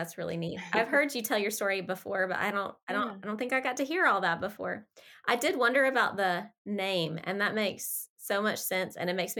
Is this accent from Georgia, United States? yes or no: yes; Atlanta, Georgia, United States; now in North Carolina, United States; I'm in a rural, it's hard to say, North Carolina too. And I'm from a big town. I'm from Atlanta. Oh. And so moving here was kind of a cultural shock